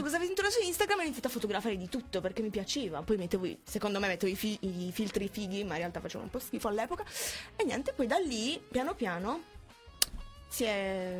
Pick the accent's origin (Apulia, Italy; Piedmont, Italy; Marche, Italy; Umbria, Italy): Apulia, Italy; Bari; also born or lived in Modugno; sono di Bari, mm. si, si, sente dall'accento?